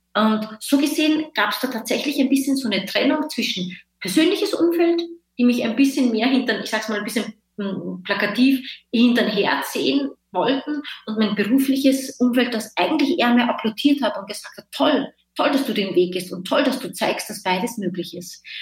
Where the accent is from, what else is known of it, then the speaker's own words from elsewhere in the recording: Linz, Upper Austria, Austria; moved away as an adult; also born or lived in Vienna, Austria; now in Berlin, Germany; Ich komme aus Österreich, äh, ich, ich komme ursprünglich aus Linz, eine mittelgroße Stadt und habe aber in Wien gelebt.